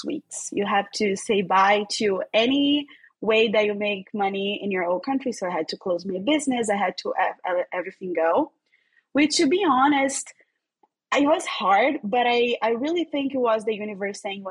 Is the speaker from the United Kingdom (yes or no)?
no; Rio de Janeiro, Brazil; accent: Brazilian; English is a second language; I'm originally from Rio, Brazil. So if you're here, it's like, which is this accent? It's Brazilian. I'm Brazilian. I'm from Rio. I was born and raised there.